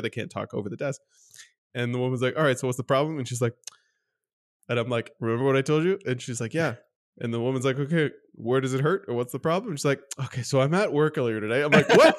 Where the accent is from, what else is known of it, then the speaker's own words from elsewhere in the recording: Canada; as a Canadian